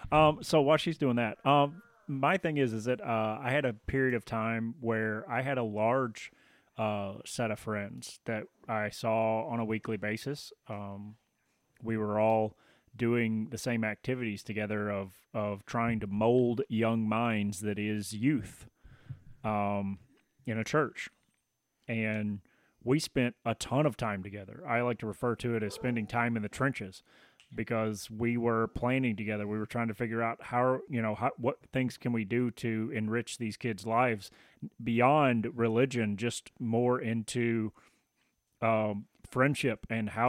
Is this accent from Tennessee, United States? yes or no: yes; Tennessee, United States; moved away; so that's kind of me with Tennessee and moving back.